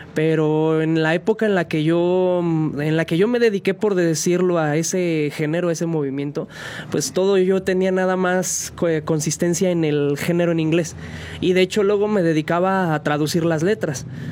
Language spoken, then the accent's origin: Spanish; San Juan del Río, Querétaro, Mexico; originario de aquí, de aquí de San Juan del Río, sanjuanense